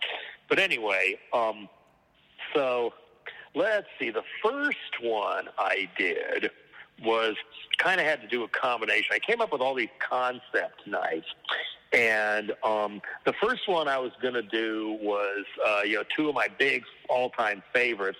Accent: Boulder, Colorado, United States; moved away; I'm from Boulder outside of there

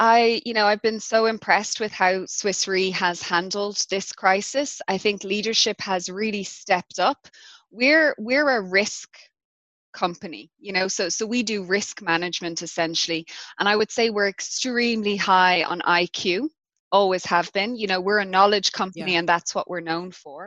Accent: Ireland; also born or lived in London, United Kingdom / Zurich, Switzerland; now in South Africa; as an Irish person

